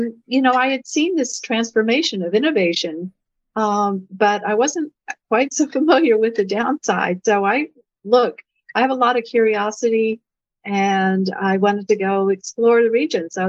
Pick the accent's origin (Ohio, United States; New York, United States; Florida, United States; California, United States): Ohio, United States; Lancaster; moved away; my hometown of Lancaster in Ohio